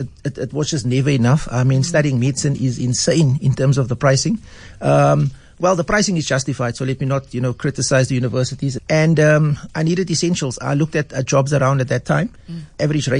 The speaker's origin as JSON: {"language": "English", "town": "Cape Town", "region": "Western Cape", "country": "South Africa", "tie": "born or raised there", "said": "I was born and bred in Manenberg, grew up there, went to primary school in Manenberg, high school in Mowbray at Rhodesay."}